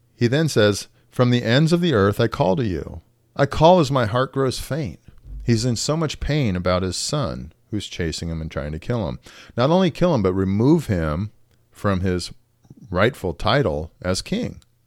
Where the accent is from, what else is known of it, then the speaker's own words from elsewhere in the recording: United States; as an American